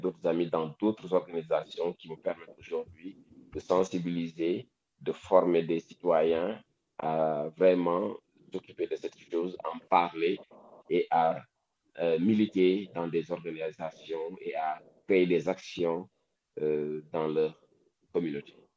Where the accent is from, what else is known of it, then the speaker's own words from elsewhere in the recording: Dakar, Senegal; Moi, là où j'ai grandi, sérieusement, à Wakam